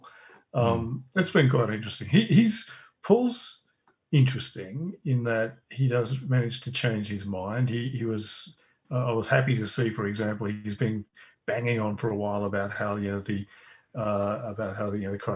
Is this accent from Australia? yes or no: yes; Australia; I'm Australian